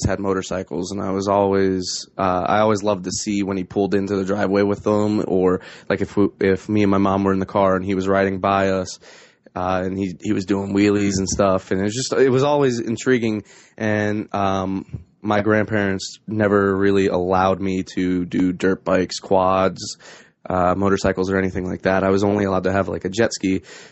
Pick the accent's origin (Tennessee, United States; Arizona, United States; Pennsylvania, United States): Pennsylvania, United States; Scranton-Wilkes-Barre area, northeastern; I am from northeastern Pennsylvania, around the Scranton-Wilkes-Barre area